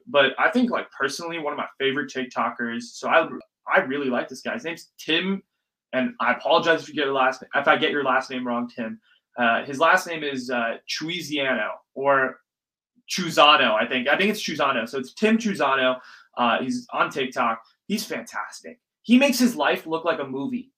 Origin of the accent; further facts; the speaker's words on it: Silicon Valley, California, United States; I grew up in the Valley. I grew up in the Silicon Valley